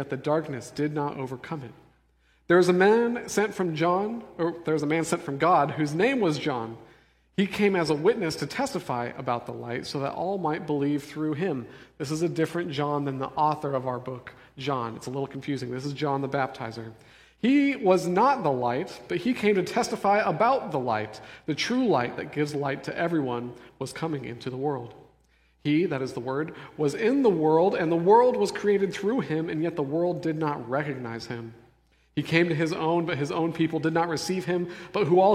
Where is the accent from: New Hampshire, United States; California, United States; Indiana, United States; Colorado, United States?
Colorado, United States; Denver; moved away; I'm from Denver